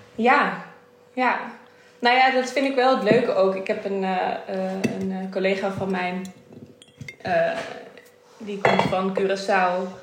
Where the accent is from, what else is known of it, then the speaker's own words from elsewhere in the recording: Netherlands; is het Indisch zijn in Nederland. Dat is wie ik ben, waar ik vandaan kom